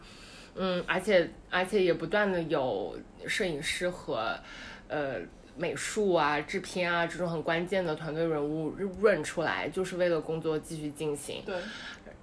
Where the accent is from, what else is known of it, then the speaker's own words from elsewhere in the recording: Shanghai, China; moved away; 我是个上海人